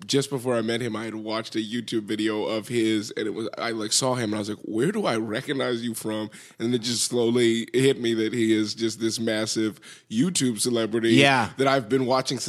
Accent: Altadena, California, United States; also born or lived in Boston; Born and raised here in Los Angeles.

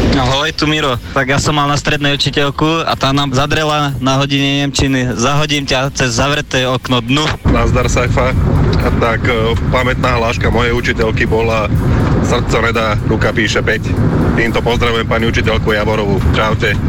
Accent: Rajecká Lesná, Žilina Region, Slovakia; Z Rajské lesnej

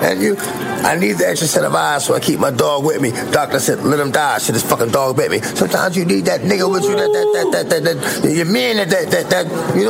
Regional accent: New York, United States; Like, I'm from New York, this is my block, bam.

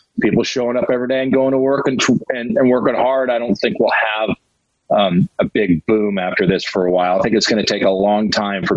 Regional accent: Glendale, California, United States; I grew up in Glendale

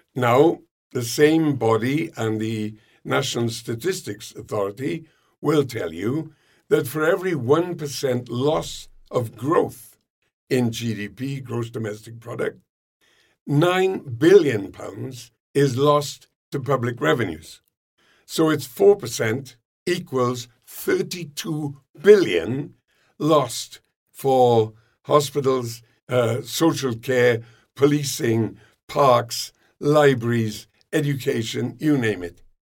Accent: United Kingdom; we're Brits

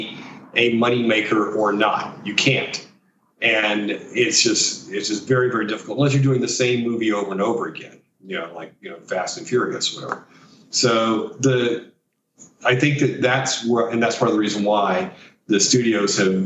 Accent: Mississippi, United States; moved away; also born or lived in Silicon Valley / Napa / Tokyo / Beijing; I'm from Mississippi.

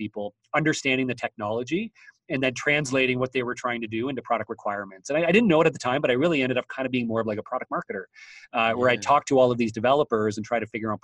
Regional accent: Waterloo, Ontario, Canada; I'm from Waterloo, Ontario, Canada, which is the headquarters of BlackBerry.

